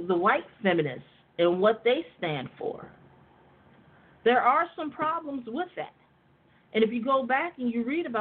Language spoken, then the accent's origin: English; United States; the black people that are born and raised in America that are descendants of enslaved people